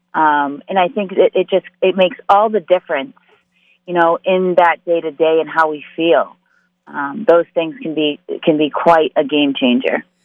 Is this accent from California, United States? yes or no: no; Massachusetts, United States; I am from Massachusetts, born and raised